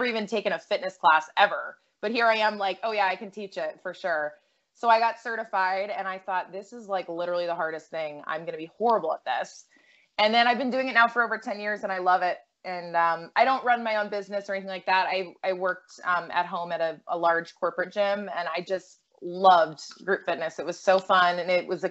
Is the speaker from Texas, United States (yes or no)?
no; Massachusetts, United States; I grew up in Massachusetts